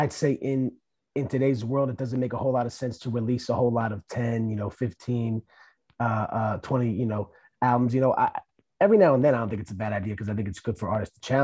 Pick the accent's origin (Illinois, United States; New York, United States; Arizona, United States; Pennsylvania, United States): Pennsylvania, United States; Bucks County; also born or lived in Philadelphia; I'm actually from the Philly area, but I actually grew up in Bucks County, which is about like, you know, like a half